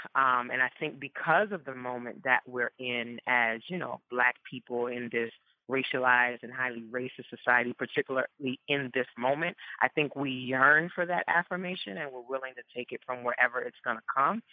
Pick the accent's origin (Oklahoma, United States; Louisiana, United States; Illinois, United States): Louisiana, United States; New Orleans; growing up first generation Ghanaian, born and raised in New Orleans